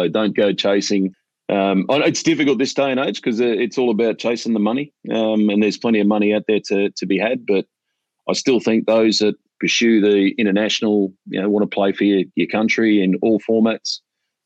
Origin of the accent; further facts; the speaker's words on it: Australia; Growing up in Australia